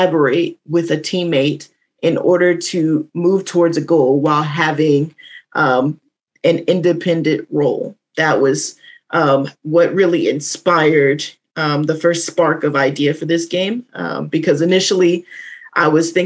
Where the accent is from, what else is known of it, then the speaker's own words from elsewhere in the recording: the South, United States; I'm from the South, so this was like a rite of passage. You would grow up playing spades